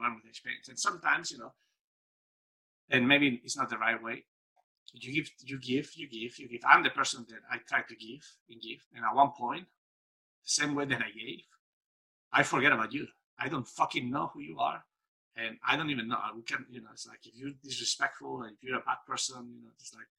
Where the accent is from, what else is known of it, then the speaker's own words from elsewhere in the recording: Spain; growing up in Spain, in a dictatorship